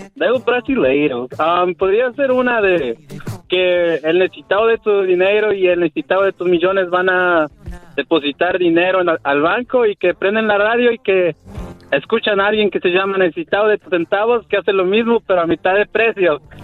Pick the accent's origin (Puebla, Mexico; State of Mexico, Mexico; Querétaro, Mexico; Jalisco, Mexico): Puebla, Mexico; now in Southampton; yo soy de Puebla